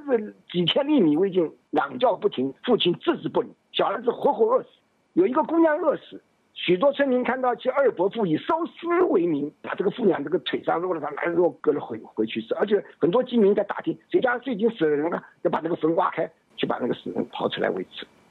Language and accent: Chinese; China; 国际共运当中最主要的学费是我们中国人支付的，是中共强迫我们中国人支付的